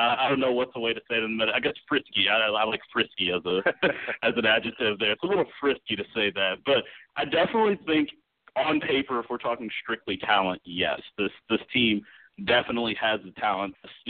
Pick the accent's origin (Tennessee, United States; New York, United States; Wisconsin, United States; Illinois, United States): Illinois, United States; Chicago; I'm a native Chicago, so, you know, lifelong, lived here all my life, born and raised on the South Side.